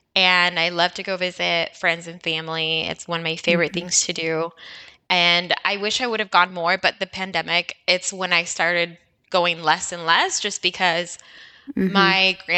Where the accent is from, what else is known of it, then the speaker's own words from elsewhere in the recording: Walla Walla, Washington, United States; moved away as an adult; I was not born in Walla Walla, but I spent most of my young years. I believe I moved to Walla Walla when I was 11. 2001.